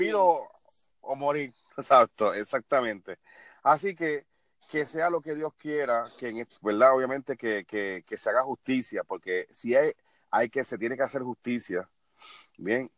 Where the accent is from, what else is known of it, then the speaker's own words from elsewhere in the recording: Puerto Rico; lacerar la imagen tuya como puertorriqueño